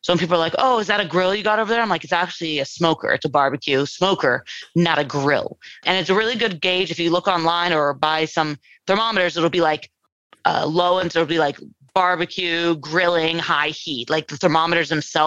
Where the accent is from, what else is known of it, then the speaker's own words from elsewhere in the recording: Los Angeles, California, United States; I'm born and raised in California, in Los Angeles, San Fernando Valley